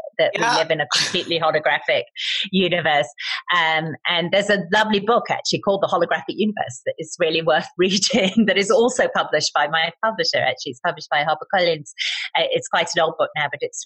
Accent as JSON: {"language": "English", "country": "United Kingdom", "said": "I'm British"}